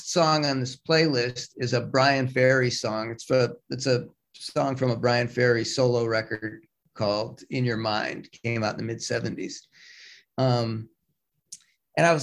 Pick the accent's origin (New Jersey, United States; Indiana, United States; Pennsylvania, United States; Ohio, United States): Ohio, United States; Cleveland; moved away as an adult; also born or lived in Brooklyn, New York; I grew up in Cleveland. I moved to New York